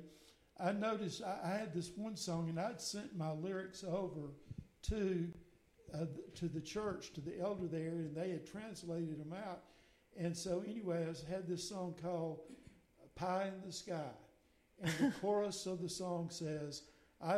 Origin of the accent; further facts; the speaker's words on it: Mississippi, United States; moved away as an adult; also born or lived in Alabama; now in Nashville, United States; I was born and raised in Mississippi